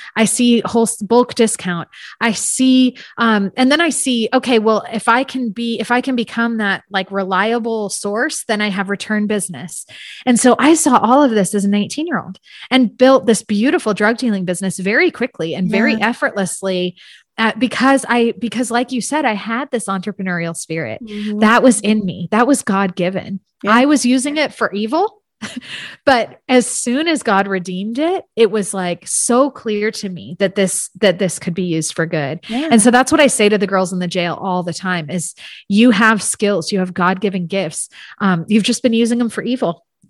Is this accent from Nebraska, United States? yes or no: no; San Francisco, California, United States; I'm from San Francisco area.